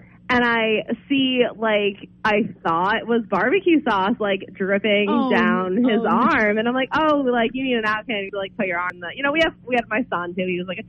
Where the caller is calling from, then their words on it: Sanford, Maine, United States; I'm from Sanford.